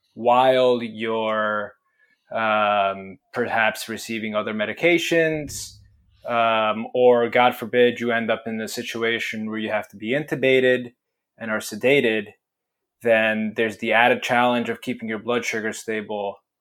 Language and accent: English; Italy; now in United States; I was born in Italy